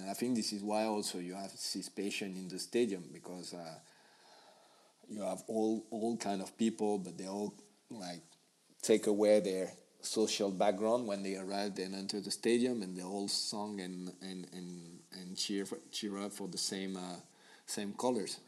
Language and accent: English; Paris, Île-de-France, France; English is a second language; I'm from Paris